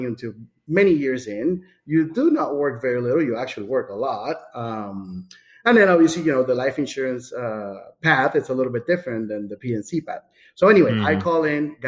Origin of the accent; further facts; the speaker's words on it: San Juan, Puerto Rico; moved away as an adult; also born or lived in Amherst, Massachusetts; now in Florida, United States; So I was born in San Juan, Puerto Rico, 1981